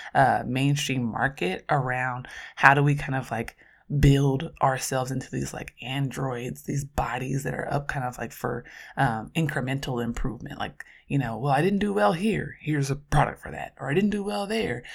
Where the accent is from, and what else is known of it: Oakland, California, United States